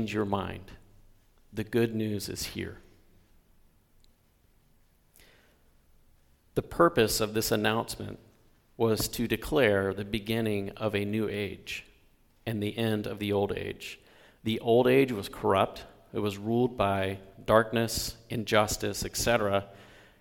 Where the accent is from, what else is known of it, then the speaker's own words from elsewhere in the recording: the South, United States; moved away; also born or lived in Bellingham; Where I grew up in the South, it was about being a good Southern gentleman.